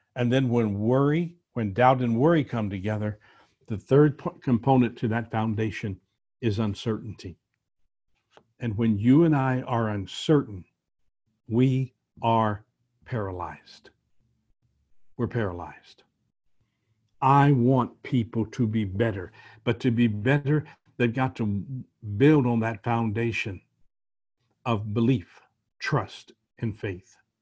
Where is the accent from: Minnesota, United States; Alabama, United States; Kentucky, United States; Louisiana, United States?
Louisiana, United States; New Orleans; I was born in New Orleans